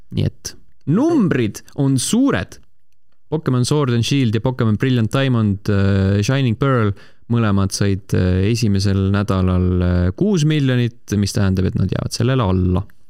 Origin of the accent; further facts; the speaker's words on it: Estonia; me oleme eestlased, me ei oska hääldada asju niikuinii